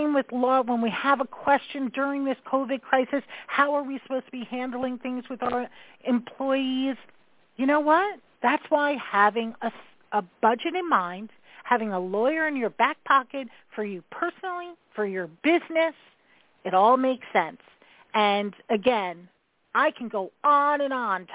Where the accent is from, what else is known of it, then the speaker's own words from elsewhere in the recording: New York, United States; I am that New Yorker